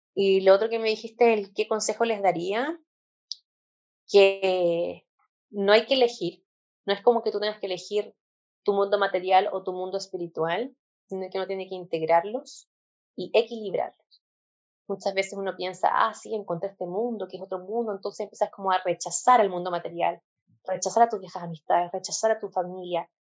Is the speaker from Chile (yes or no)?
yes; Chile; yo soy de Chile, tengo 29 años.